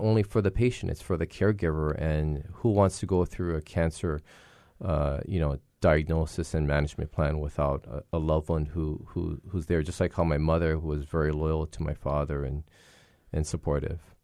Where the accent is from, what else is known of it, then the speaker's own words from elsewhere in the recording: Hilo, Hawaii, United States; growing, growing up in Hilo